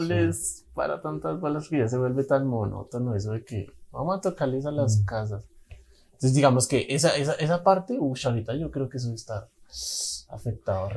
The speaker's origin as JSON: {"language": "Spanish", "region": "Bogotá", "country": "Colombia", "said": "yo soy de Bogotá"}